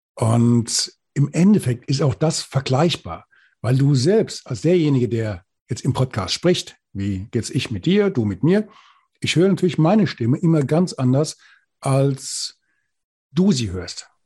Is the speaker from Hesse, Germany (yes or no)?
yes; Bad Orb, Hesse, Germany; accent: Hessisch; also born or lived in Thuringia; Ich komme aus, aus dem Hessischen, aus dem Spessart, aus Bad Orb